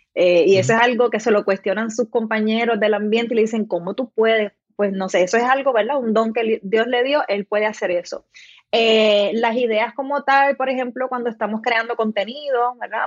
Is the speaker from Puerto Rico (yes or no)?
yes; Salinas, Puerto Rico; also born or lived in Guayama, Puerto Rico; now in Juncos, Puerto Rico; yo nací en Guayama, pero eh, crecí toda mi infancia en el pueblo de Salinas, así que soy